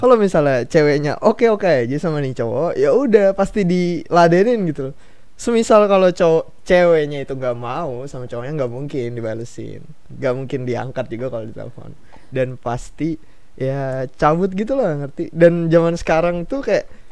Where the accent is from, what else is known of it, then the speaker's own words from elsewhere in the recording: Balikpapan, East Kalimantan, Indonesia; daerah gua nih ke Balikpapan